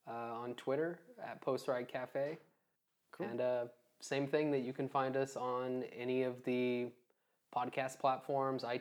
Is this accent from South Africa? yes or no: yes; South Africa; I'm actually uh, South African.